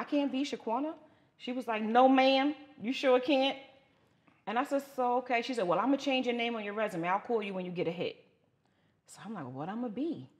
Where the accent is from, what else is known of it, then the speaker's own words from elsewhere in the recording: New York City, New York, United States; moved away as an adult; now in Atlanta, United States; So I'm from Brooklyn, New York, Bed-Stuy to be exact. Born and raised, did all my education in, you know, in the five boroughs.